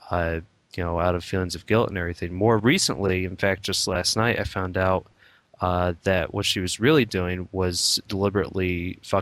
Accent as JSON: {"language": "English", "country": "United States", "said": "I'm basically an American mutt, Irish, Spanish, German"}